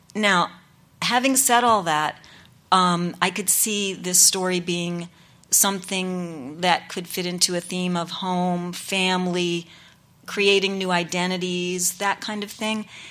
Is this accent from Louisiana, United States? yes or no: no; New York, United States; I'm a Puerto Rican, so my mom was Puerto Rican, my father was Jewish, and I grew up in New York